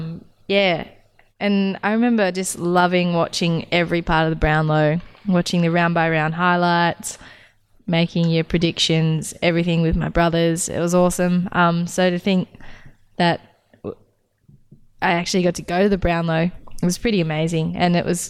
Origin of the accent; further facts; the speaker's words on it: outside of Wangaratta, Victoria, Australia; growing up outside of Wangaratta